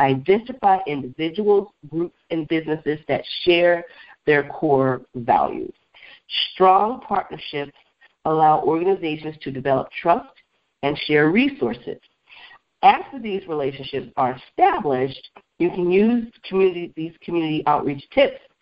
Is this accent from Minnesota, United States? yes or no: no; Beloit, Wisconsin, United States; there's a Culver's restaurant in my hometown, Beloit, Wisconsin